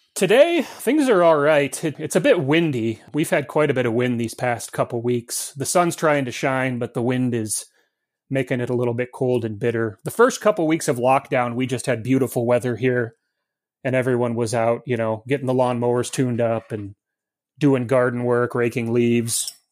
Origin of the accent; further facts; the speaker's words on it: Montana, United States; moved away as an adult; now in Mount Pleasant, United States; I'm from Montana, like Zelwyn, and, uh, I happily and proudly still have the four oh six area code on my cell phone